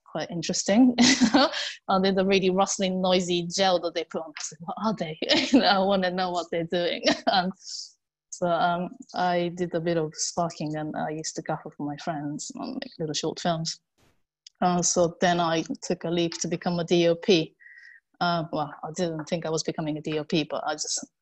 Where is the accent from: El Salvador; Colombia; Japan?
Japan; English is a second language; moved away as an adult; now in London, United Kingdom; I'm originally from Japan. I live in London now